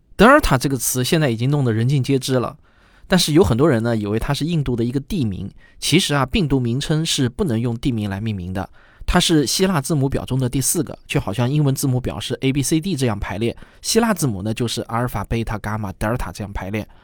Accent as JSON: {"language": "Chinese", "country": "China", "said": "我们中国人"}